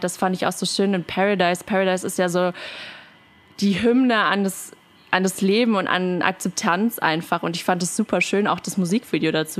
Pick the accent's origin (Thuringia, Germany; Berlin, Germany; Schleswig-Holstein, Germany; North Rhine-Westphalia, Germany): Berlin, Germany; moved away; Ich bin ja äh, Berlinerin ursprünglich